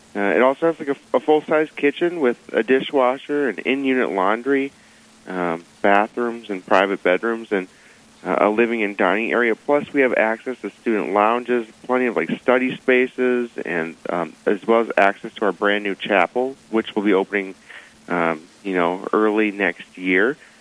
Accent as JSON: {"language": "English", "town": "Ham Lake", "region": "Minnesota", "country": "United States", "moved": "as an adult", "lives_now": "Fargo, United States", "said": "I'm from Ham Lake, Minnesota, which is in the Archdiocese of St. Paul"}